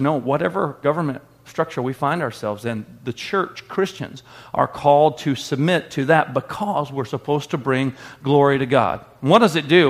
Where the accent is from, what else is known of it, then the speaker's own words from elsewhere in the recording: United States; we're American and we view the Bible through American lenses